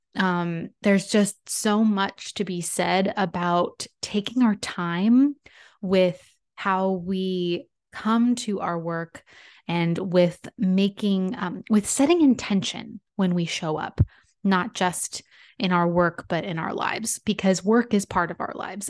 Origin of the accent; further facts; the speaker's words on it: San Diego, California, United States; It's a creative communications agency out of my hometown, San Diego